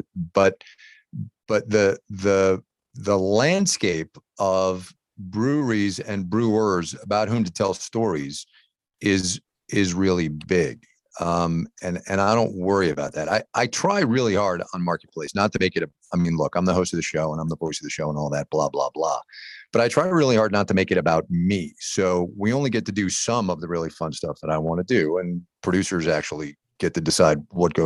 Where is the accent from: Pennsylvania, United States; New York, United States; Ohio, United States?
New York, United States; Westchester; I grew up in New York. I grew up in Westchester